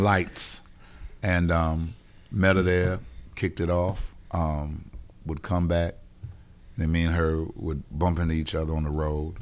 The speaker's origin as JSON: {"language": "English", "town": "Wilmington", "region": "North Carolina", "country": "United States", "moved": "yes", "lives_now": "Charlotte, United States", "said": "I am from Wilmington, North Carolina"}